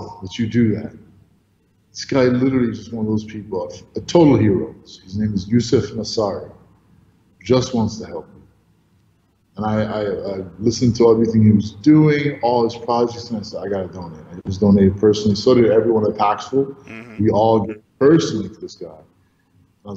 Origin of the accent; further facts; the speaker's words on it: New York, United States; also born or lived in Egypt; I was actually born in Egypt to two Egyptian parents. I'm Egyptian, but I grew up in New York, and so I was a little boy, but so I'm pretty American in that sense.